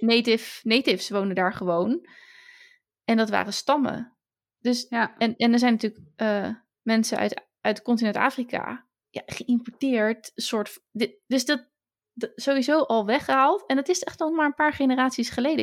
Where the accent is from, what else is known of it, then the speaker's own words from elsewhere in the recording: Netherlands; wij eh, als Nederlanders